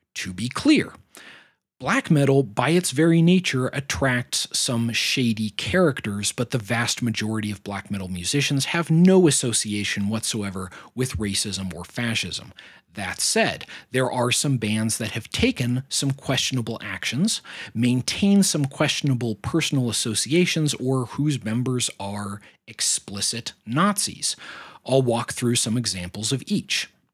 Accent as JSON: {"language": "English", "country": "United States", "said": "my own nation state"}